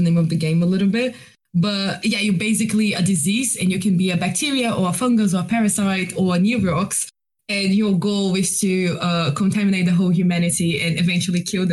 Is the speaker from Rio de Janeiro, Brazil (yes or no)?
yes; Rio de Janeiro, Brazil; English is a second language; now in London, United Kingdom; Brazilian, I'm from Rio, so best place to be from.